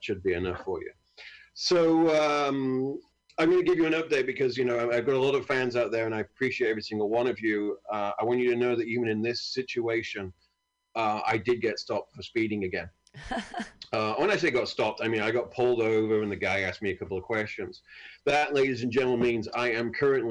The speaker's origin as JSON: {"language": "English", "country": "United Kingdom", "said": "I'm from a great country"}